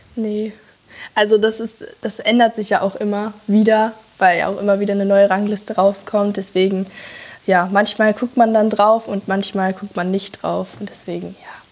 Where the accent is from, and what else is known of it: North Rhine-Westphalia, Germany